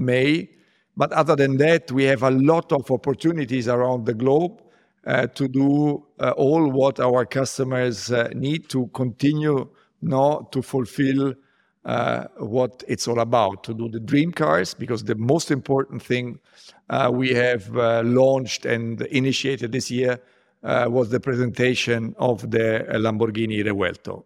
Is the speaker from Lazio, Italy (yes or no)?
yes; Rome, Lazio, Italy; I grew up in Rome